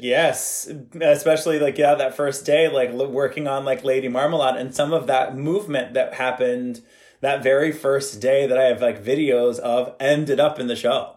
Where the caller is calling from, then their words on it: Bushkill, Pennsylvania, United States; I am calling from Bushkill, Pennsylvania, in my lovely home that I moved out to during the pandemic.